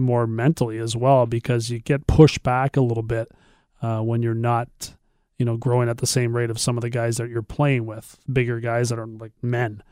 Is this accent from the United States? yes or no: no; Brantford, Ontario, Canada; also born or lived in Galt (Cambridge), Ontario; I have proudly said that I'm from Brantford, where I did play all my minor hockey as a kid